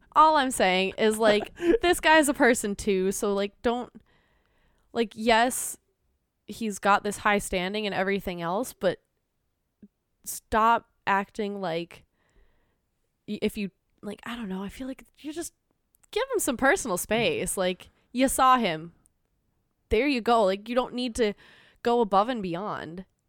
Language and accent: English; Minnesota, United States; accent: Minnesotan; I'm Minnesotan